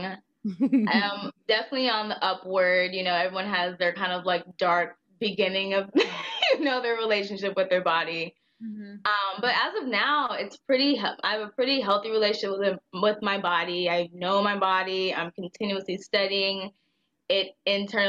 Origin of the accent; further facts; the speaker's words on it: Indiana, United States; I'm from Indiana.